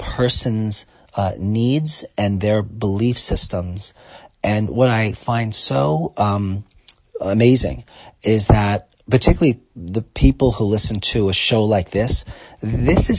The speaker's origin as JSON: {"language": "English", "town": "New York City", "region": "New York", "country": "United States", "tie": "born or raised there", "said": "I grew up in Brooklyn"}